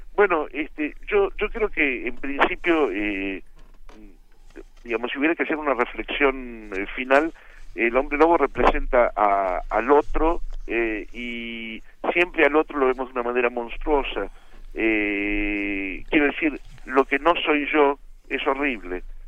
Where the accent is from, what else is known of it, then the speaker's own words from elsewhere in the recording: Argentina; el único argentino